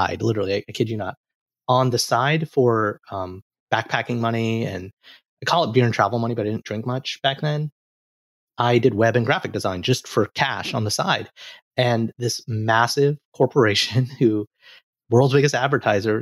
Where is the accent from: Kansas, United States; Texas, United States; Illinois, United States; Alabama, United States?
Alabama, United States; moved away; growing up in Alabama, like there's a lot of stereotypes